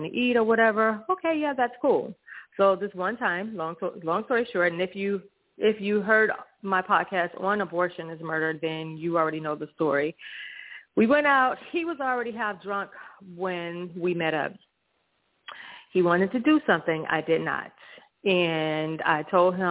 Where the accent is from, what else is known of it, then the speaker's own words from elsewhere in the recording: Hollywood, Florida, United States; I'm from Florida. Hollywood, the city of Hollywood